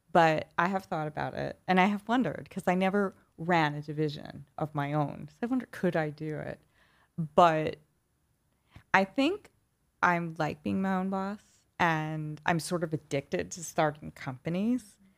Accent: New York City, New York, United States; accent: New York accent; I grew up in Flushing in Queens.

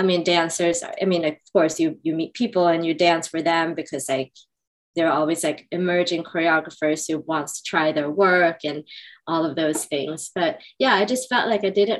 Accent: Sweden; moved away as an adult; also born or lived in Indonesia; now in New York, United States; growing up in Sweden

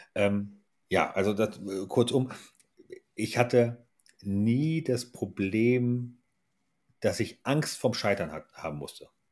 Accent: Hanover, Lower Saxony, Germany; moved away as an adult; komme aus Hannover, habe dort die ersten 26 Jahre verbracht.

